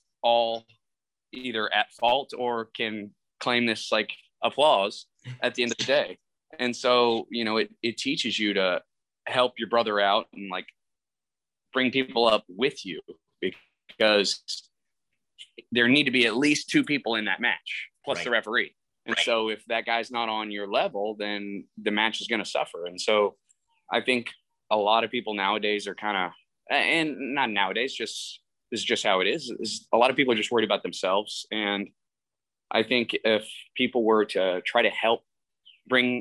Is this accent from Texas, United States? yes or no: yes; Texas, United States; I'm from the South. I'm a Texas boy and, you know, we're kind of raised old school